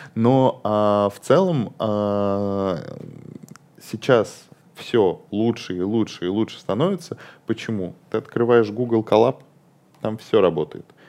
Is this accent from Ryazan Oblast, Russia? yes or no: yes; Ryazan, Ryazan Oblast, Russia; moved away; я вообще, а, из Рязани, и порой, а, и мне туда надо к родителям съездить